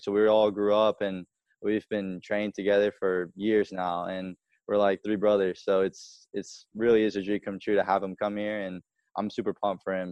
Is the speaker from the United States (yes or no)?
yes; Spartanburg, South Carolina, United States; also born or lived in California; I was born in California, and my family, we all packed up in two cars and drove from California to Spartanburg when I was three months old